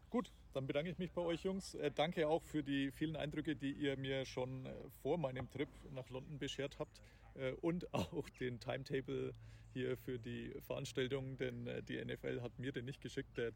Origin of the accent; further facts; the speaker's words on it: Germany; nee, nee, so oft bin ich ja nicht hier und außerdem bin ich ja aus Deutschland.